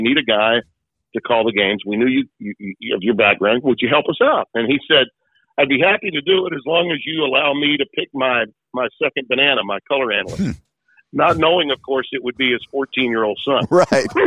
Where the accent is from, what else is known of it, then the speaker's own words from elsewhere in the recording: Shreveport, Louisiana, United States; my hometown